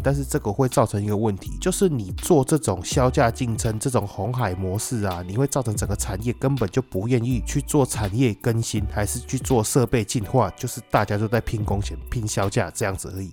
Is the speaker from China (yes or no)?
no; Taiwan